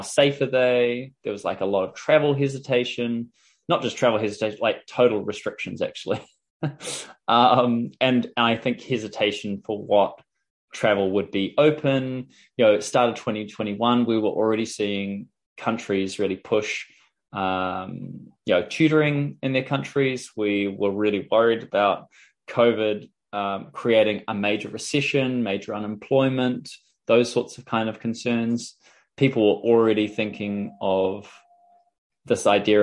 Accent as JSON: {"language": "English", "country": "New Zealand", "said": "I'm from New Zealand"}